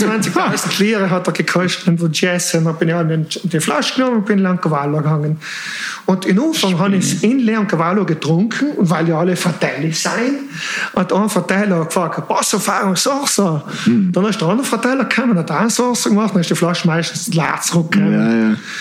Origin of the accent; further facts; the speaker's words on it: South Tyrol, Trentino-Alto Adige, Italy; moved away; also born or lived in Switzerland (born) / Milan; als Südtiroler, als harter Südtirol